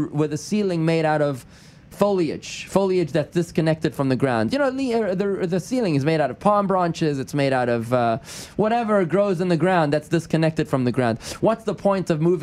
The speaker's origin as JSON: {"language": "English", "country": "South Africa", "moved": "yes", "said": "I'm from South Africa, okay? I'm from South Africa."}